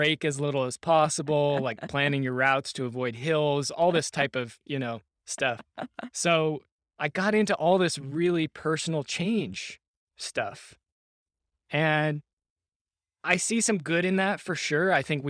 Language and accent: English; Seattle, Washington, United States; I grew up in Seattle, Washington, and many people may remember back in 1999, there was a massive protest there against the World Trade Organization.